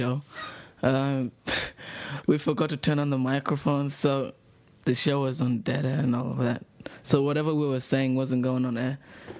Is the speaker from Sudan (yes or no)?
yes; Sudan; moved away; we talked about referendum, growing up in Sudan, and living in a refugee camp.